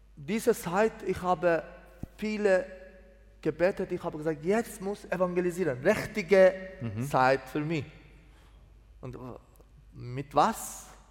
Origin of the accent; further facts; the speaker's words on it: Mazandaran, Iran; German is a second language; moved away as an adult; also born or lived in Greece; now in Switzerland; 1972 in Iran geboren, eine, eine Dorf in Mazandaran.